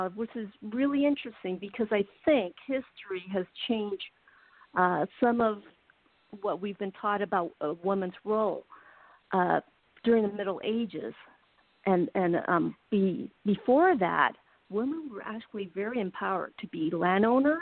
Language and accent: English; United States; I'm Asian American. I was raised in America, but I have my parents came from Taiwan